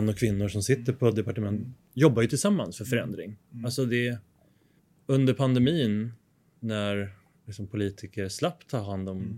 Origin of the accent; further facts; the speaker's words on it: Sweden; jag som svensk medborgare